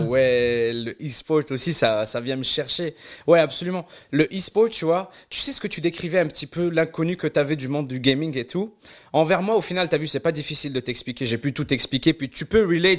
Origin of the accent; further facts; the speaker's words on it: Algeria; also born or lived in Quebec; now in Canada; là où j'ai grandi en Algérie, on n'avait pas de moyens de paiement en ligne.